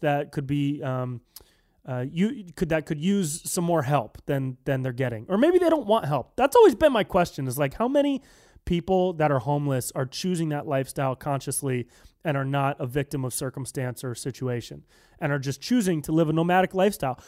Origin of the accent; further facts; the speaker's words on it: Davis, California, United States; moved away; I'm from Northern California. I'm, I, I was born and raised in Davis